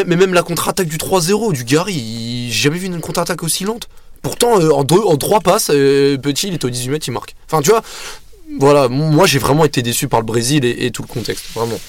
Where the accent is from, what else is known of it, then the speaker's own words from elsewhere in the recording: France; en tant que français